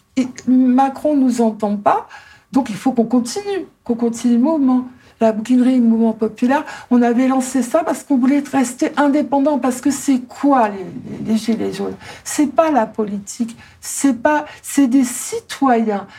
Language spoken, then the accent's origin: French; Ardennes, Grand Est, France; moved away; also born or lived in Paris region / Libourne; J'habitais dans les Ardennes, on n'avait pas de bibliothèque.